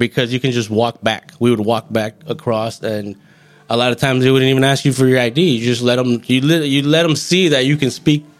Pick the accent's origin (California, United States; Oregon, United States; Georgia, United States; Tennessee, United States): California, United States; Goleta; Well, I'm from Santa Barbara County.